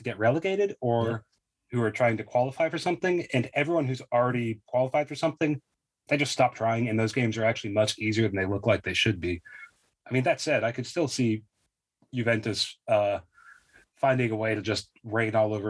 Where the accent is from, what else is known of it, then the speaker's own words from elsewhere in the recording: Pacific Northwest, United States; I mean, we're both from the Pacific. We both live in the Pacific Northwest. Like, we know a thing or two about rain